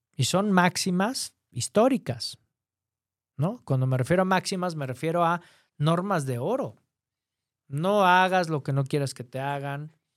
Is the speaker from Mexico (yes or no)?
yes; Mexico; aquí en mi país, en México